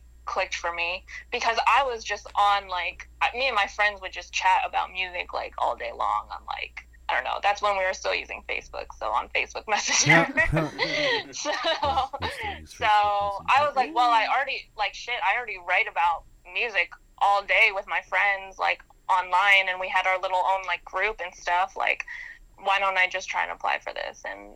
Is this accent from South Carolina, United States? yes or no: no; Maryland, United States; moved away as an adult; now in New York, United States; I grew up in Maryland outside of D.C.